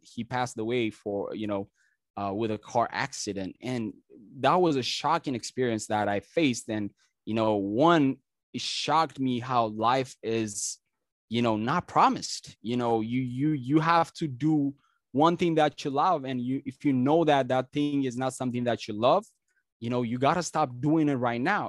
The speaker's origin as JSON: {"language": "English", "country": "Ethiopia", "tie": "born or raised there", "second_language": "English", "moved": "as an adult", "lives_now": "United States", "said": "I'm originally from Ethiopia"}